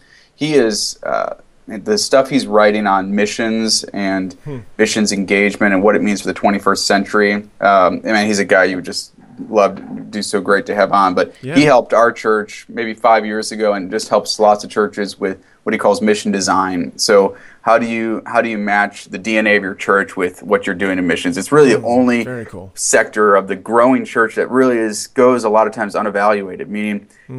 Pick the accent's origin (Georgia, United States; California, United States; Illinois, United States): Illinois, United States; Wheaton; I grew up in Wheaton